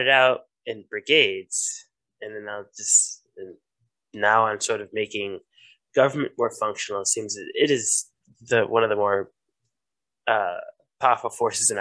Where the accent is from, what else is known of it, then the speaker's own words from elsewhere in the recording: St. Louis, Missouri, United States; moved away as an adult; now in St. Paul, United States; I'm from St. Louis, Missouri